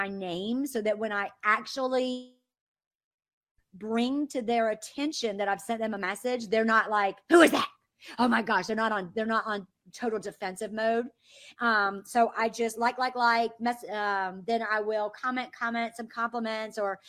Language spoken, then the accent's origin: English; the South, United States; I'm from the South